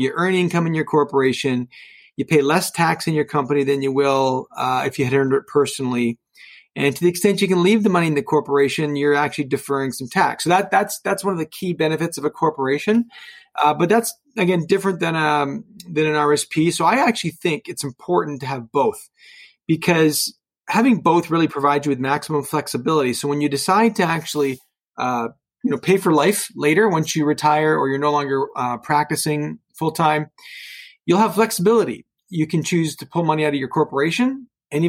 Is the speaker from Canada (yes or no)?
yes; Oakville, Ontario, Canada; now in Burlington, Canada; I grew up in Oakville, never really moved too far from home, live in Burlington now